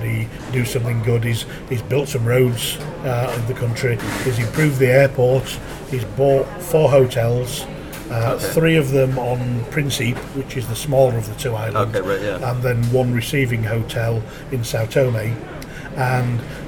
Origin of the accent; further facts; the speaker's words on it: England, United Kingdom; I'm an English bloke